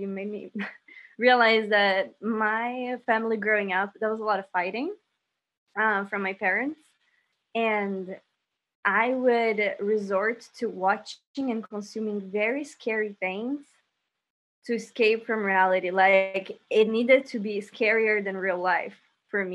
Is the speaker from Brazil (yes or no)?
yes; Brazil; moved away; I grew up in Brazil